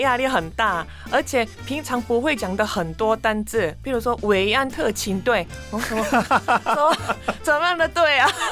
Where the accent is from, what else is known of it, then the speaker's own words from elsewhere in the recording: South Korea; first language Korean; Chinese is a second language; moved away as an adult; now in Taiwan; 我是在韩国学中文